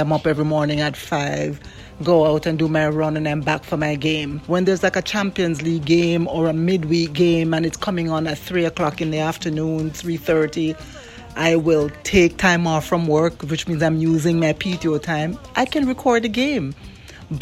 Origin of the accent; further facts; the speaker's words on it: Jamaica; now in Royal Palm Beach, United States; I was born in Jamaica and raised there